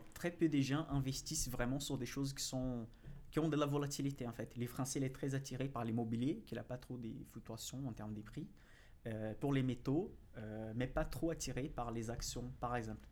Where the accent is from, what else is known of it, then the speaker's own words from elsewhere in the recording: Brazil; accent: Brazilian; French is a second language; now in France; je suis brésilien déjà, ça, ça se note euh, de mon accent